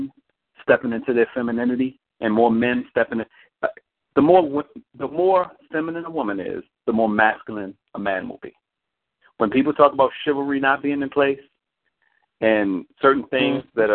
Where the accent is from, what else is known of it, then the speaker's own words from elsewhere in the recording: Baltimore, Maryland, United States; I'm from Baltimore